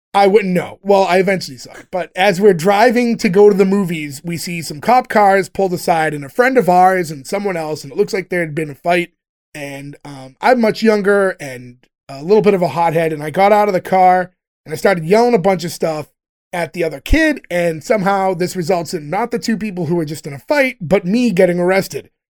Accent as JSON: {"language": "English", "country": "United States"}